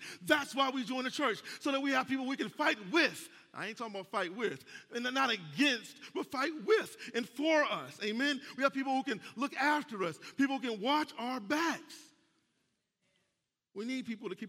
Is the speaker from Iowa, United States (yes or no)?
no; Cleveland, Ohio, United States; now in Atlanta, United States; I'm from Cleveland, Ohio. That ain't the Bible Belt